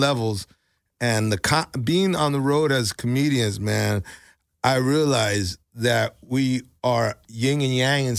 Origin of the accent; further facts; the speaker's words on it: Mexico; now in United States; I'm Mexican